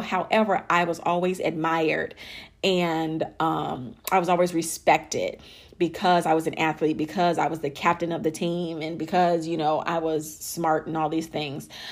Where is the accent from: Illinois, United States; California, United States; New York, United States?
Illinois, United States; Chicago; born or raised there; moved away as an adult; also born or lived in Alabama / Miami, Florida / Dallas, Texas; now in Arlington, United States